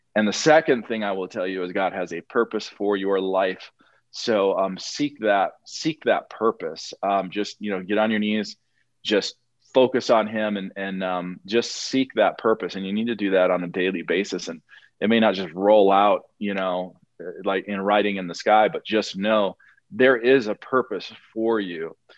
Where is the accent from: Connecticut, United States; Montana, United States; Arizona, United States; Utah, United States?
Montana, United States; moved away; I used to live in Montana. Uh, I was born in Montana